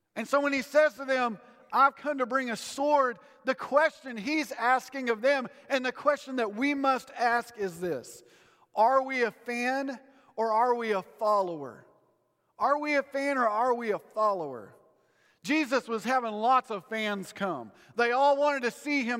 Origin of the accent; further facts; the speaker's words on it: United States; as an American